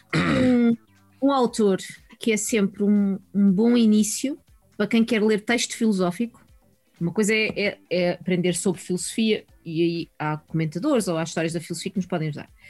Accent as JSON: {"language": "Portuguese", "town": "Sintra", "region": "Lisbon", "country": "Portugal", "said": "Eu sou da Dona Maria"}